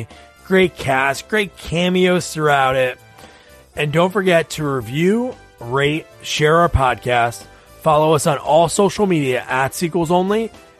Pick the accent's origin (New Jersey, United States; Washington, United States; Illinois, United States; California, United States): New Jersey, United States; Like growing up in Jersey